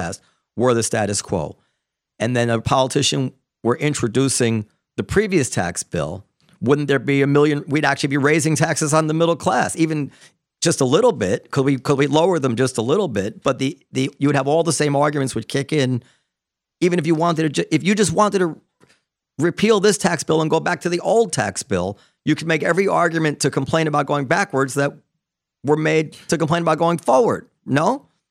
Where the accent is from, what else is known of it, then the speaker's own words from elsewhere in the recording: New York, United States; growing up in New York in the nineties